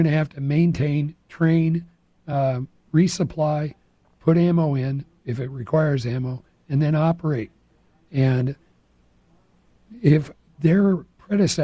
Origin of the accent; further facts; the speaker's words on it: Rancho Cordova, California, United States; Born and raised in California, went to high school in Rancho Cordova